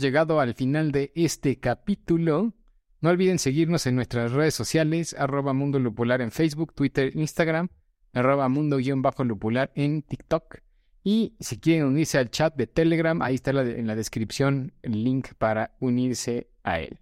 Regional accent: Mexico; Nosotros como mexicanos

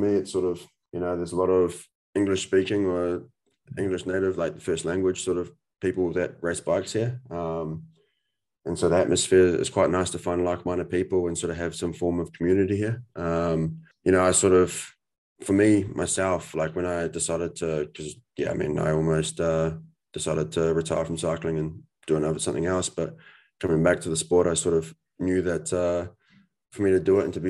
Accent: New Zealand; we're both from New Zealand

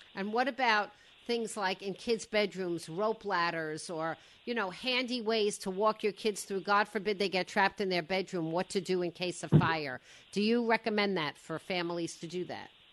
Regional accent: Woodmere, New York, United States; I grew up in Woodmere on the other on the other shore

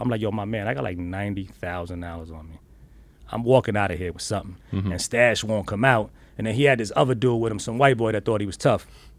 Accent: Bronx, New York, United States; because I'm from the Bronx and everybody thinks that I'm this crazy arrogant dude, but it's just... It's my upbringing.

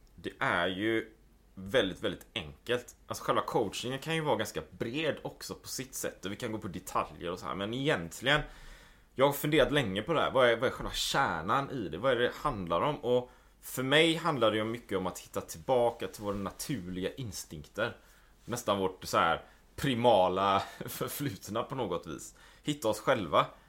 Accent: Gothenburg, Västra Götaland, Sweden; moved away as an adult; also born or lived in Japan / Taiwan / New Zealand / Spain; Jag är ju född och uppvuxen i Göteborg.

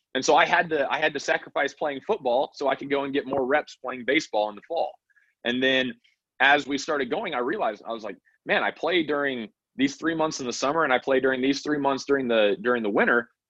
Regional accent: Wyoming, United States; I grew up in Wyoming

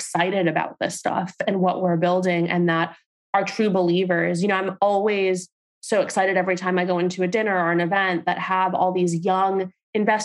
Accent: New York City, New York, United States; I'm a girl from Staten Island, Turkish Puerto Rican

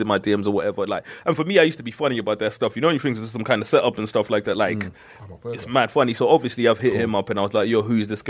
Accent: Zimbabwe; moved away; I grew up in Zimbabwe

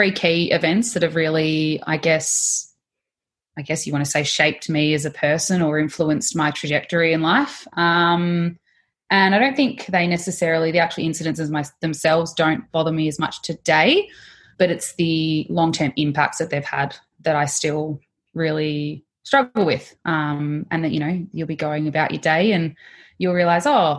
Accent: Melbourne, Victoria, Australia; also born or lived in Mornington Peninsula; Melbourne girl, living Mornington Peninsula area

